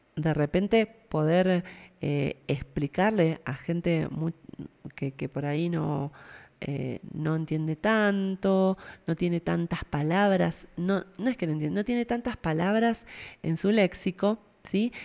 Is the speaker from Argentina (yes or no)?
yes; Argentina